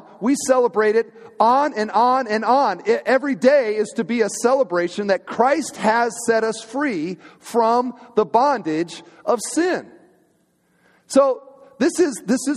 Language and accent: English; United States; also born or lived in Crown Point, Indiana; We're Americans.